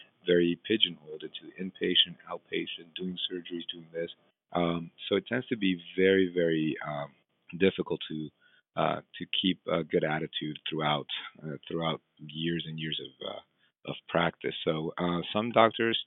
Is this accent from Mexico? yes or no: yes; Mexico; moved away; I trained and I grew up in Mexico